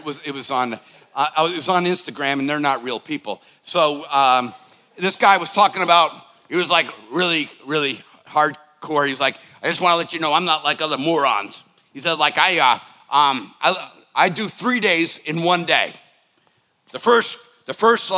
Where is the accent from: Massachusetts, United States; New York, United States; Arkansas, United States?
Massachusetts, United States; Boston; I was growing up in the Boston area